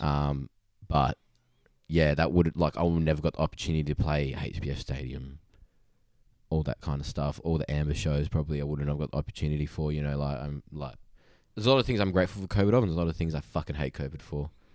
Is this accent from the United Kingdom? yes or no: no; Boddington, Western Australia, Australia; I'm from Boddington